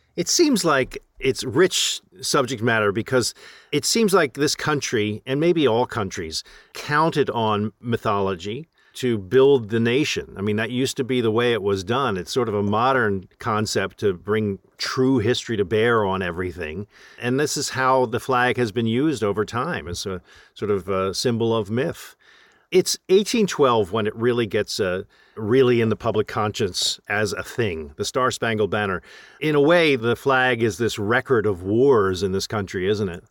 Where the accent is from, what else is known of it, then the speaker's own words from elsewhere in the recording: United States; as an American